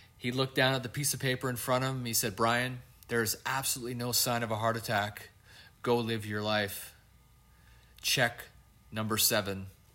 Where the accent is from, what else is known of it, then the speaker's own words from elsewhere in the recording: Canada; I'm Canadian